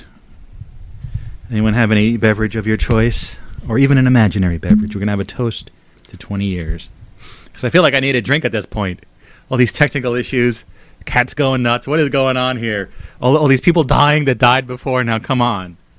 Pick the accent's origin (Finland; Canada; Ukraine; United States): United States; Bridgewater, New Jersey; moved away; the house that I grew up in there in Bridgewater, New Jersey.